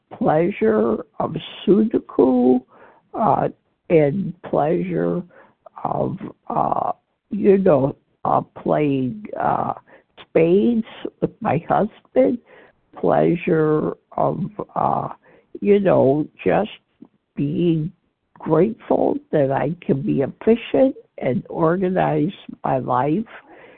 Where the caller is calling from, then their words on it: Illinois, United States; I'm calling from Illinois.